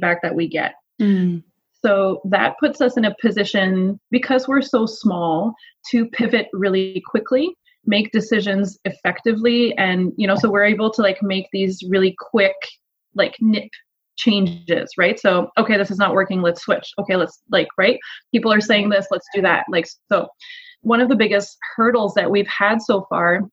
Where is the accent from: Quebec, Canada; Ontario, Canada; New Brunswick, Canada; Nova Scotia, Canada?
Quebec, Canada; Montreal; now in Alberta, Canada; Originally I'm from Montreal